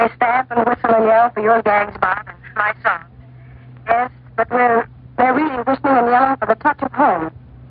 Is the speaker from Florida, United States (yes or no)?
yes; Lakeland, Florida, United States; Lakeland, my hometown.